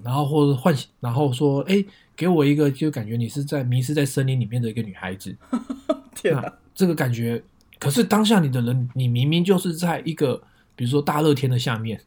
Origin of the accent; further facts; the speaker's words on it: Taipei, Taiwan; also born or lived in Northern California, United States; now in San Jose, United States; 我是从台湾台北来的一个小孩子，然后现在居住在美国北加州